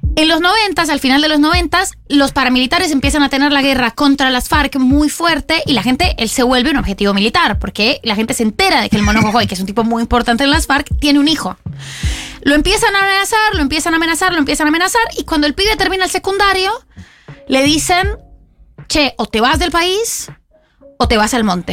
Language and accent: Spanish; Colombia; now in Argentina